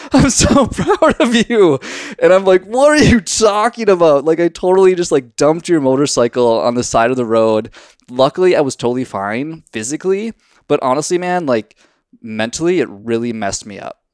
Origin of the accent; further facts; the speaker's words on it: Minnesota, United States; I'm from Minnesota